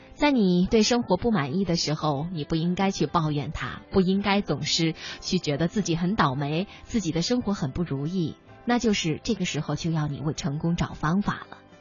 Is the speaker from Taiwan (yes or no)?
no; Liaoning, China; 记得我很小的时候，我在看我们辽宁省的春晚